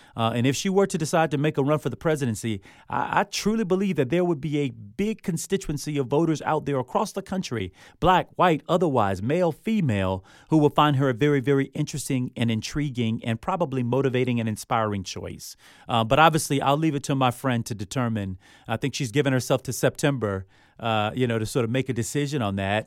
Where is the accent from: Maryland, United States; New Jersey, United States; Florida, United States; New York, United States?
Florida, United States; Miami; growing up where I grew up, I mean, I'm from Miami